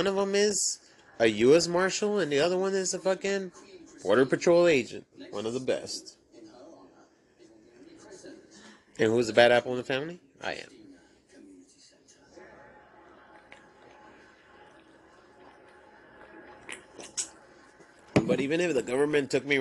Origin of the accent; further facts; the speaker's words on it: Laredo, Texas, United States; moved away as an adult; now in San Antonio, United States; I remember when I first moved to San Antonio 17 years ago. They told me, where are you from? And I said, Laredo, Texas.